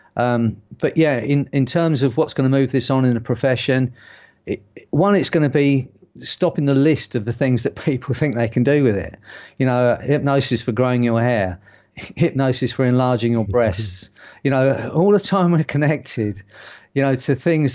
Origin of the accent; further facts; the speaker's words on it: London, United Kingdom; accent: strong London; I have got quite a strong London accent